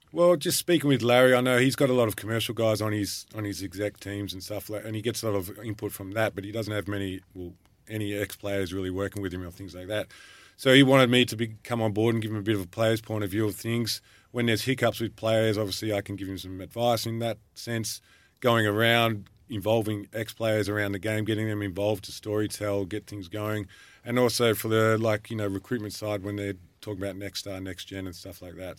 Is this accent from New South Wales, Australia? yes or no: no; Frankston, Victoria, Australia; Growing up in Frankston, I never thought I'd learn Italian